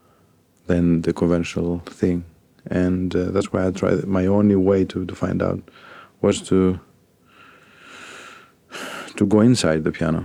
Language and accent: English; Athens, Attica, Greece; moved away as an adult; also born or lived in Volos, Greece / Paris, France; now in London, United Kingdom; I grew up in Athens.